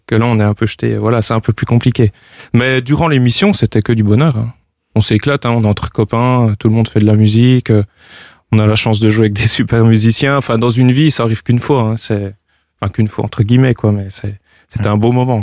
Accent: Bourgogne-Franche-Comté, France; je suis natif de la région de Franche-Comté

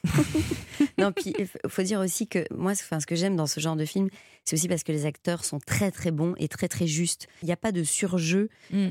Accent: Belgium; je viens de Belgique

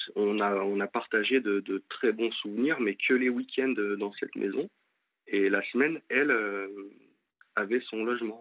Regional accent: Lyon, Auvergne-Rhône-Alpes, France; moved away as an adult; now in Angers, France; je suis de Lyon et je suis monté pour euh, pour mon ex sur Angers

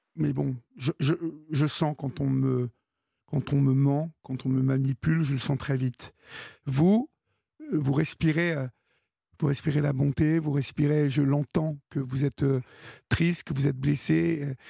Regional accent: Évreux, Normandy, France; je suis d'Evreux

